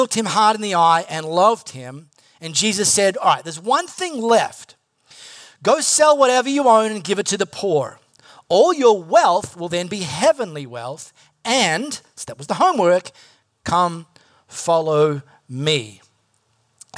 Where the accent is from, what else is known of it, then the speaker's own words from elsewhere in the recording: High Wycombe, South East England, United Kingdom; I'm not Singaporean. I'm from High Wycombe.